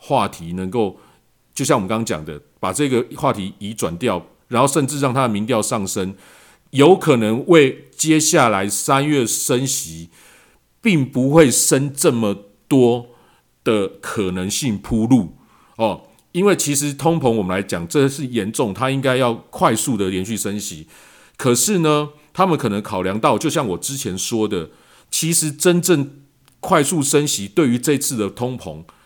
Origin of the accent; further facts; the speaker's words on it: Taiwan; 我们在台湾可能大家比较感受不到，因为我们台湾在疫情控制方面一直相当的理想